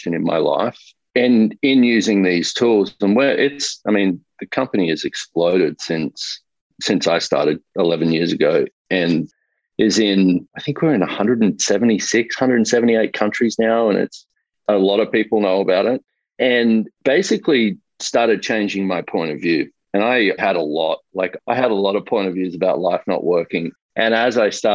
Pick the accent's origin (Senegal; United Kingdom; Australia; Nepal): Australia; moved away as an adult; now in United States; I grew up in Australia. I currently live in the US, but only for the last 2 years